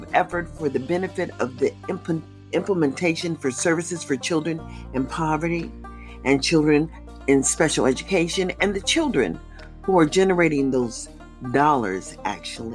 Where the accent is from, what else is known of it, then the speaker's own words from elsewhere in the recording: United States; I can only identify with being an American, understanding being born here